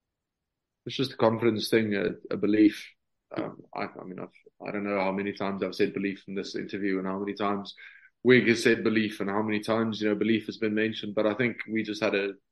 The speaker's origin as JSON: {"language": "English", "country": "South Africa", "moved": "yes", "lives_now": "Ireland", "said": "being South African"}